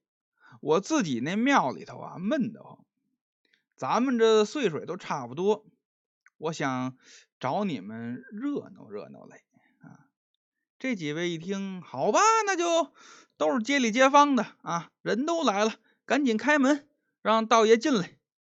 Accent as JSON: {"language": "Chinese", "region": "Beijing", "country": "China", "accent": "Beijing dialect", "said": "用我们北京话讲"}